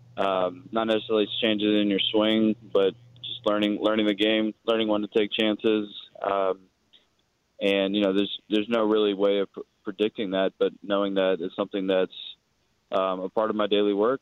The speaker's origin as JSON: {"language": "English", "town": "Oakland", "region": "California", "country": "United States", "tie": "born or raised there", "said": "I'm from Oakland"}